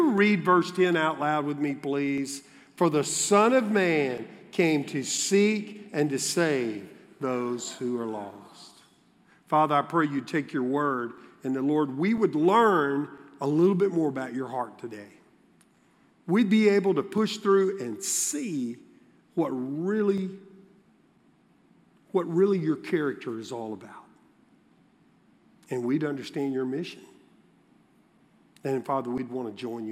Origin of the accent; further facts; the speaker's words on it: Baton Rouge, Louisiana, United States; I grew up in Baton Rouge